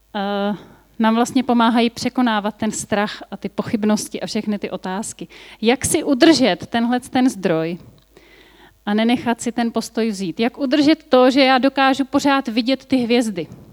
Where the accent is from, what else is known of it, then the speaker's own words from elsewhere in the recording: Bohemia, Czechia; A u nás v Čechách